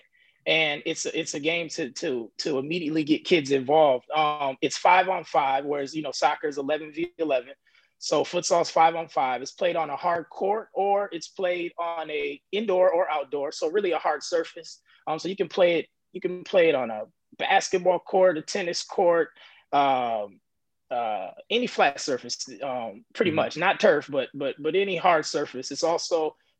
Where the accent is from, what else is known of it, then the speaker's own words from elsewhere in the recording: United States; I'm an American guy